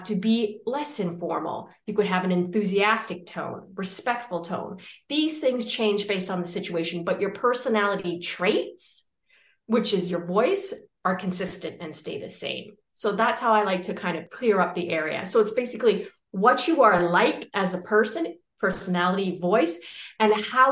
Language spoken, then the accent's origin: English; Canada; moved away as an adult; now in Valencia, Spain; I'm Canadian, but I'm currently living in what I think is probably the most popular city on earth right now.